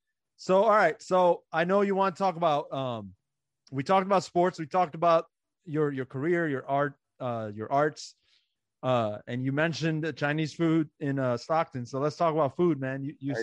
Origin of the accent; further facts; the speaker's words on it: Iran; now in United States; growing up in Iran, basketball wasn't even a thing. So I didn't even have like a childhood to be surrounded by the game.